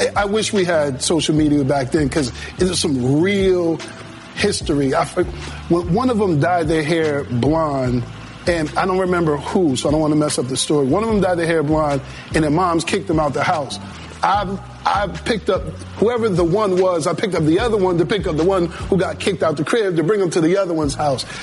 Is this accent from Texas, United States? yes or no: no; Springfield, Massachusetts, United States; now in Atlanta, United States; Springfield, Massachusetts. That's my hometown.